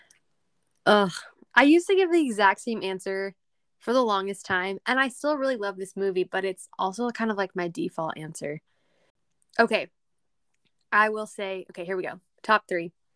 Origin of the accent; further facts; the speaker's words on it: Texas, United States; accent: country; we're both from Texas, but she's from the city. I am not.